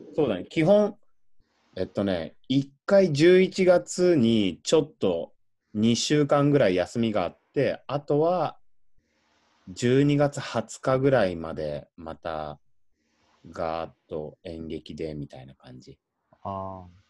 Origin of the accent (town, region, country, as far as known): Shizuoka, Japan; born or raised there; moved away